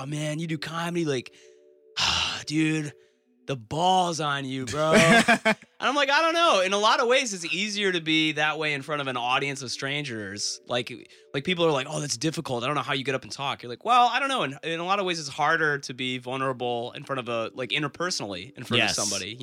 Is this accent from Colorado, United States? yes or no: no; Detroit, Michigan, United States; I grew up in Metro Detroit